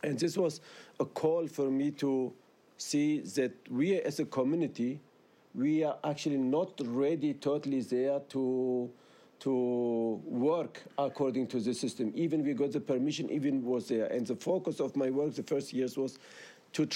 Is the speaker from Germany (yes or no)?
yes; Germany; first language Syriac (Aramaic); English is a second language; moved away as an adult; also born or lived in Tur Abdin, Turkey / England; now in Austria; native speaker with Syro-Aramaic language, born in Tur Abdin, moved to Germany, went to school in Germany, studied in Germany